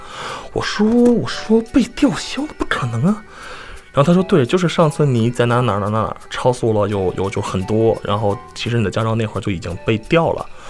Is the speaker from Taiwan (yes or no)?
no; China; now in United States; 我我从中国来的。